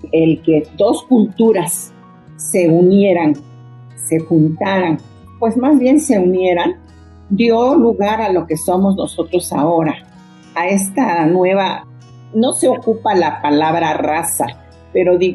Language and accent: Spanish; Mexico City, Mexico; porque yo aunque nací en la Ciudad de México y prácticamente crecí aquí, mi casa era como trasladar el pueblo a la ciudad. En mi casa se hablaba zapoteco, se comía estilo buchitán.